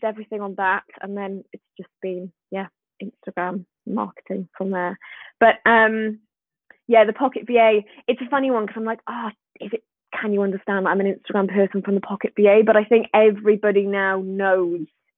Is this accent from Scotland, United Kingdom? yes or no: no; Swansea, Wales, United Kingdom; I'm from Swansea in Wales. Can you hear the accent?